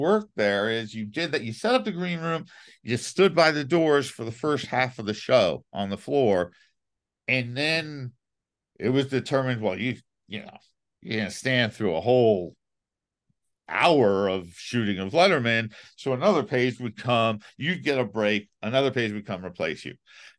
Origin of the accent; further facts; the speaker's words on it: New York City, New York, United States; I grew up in New York City.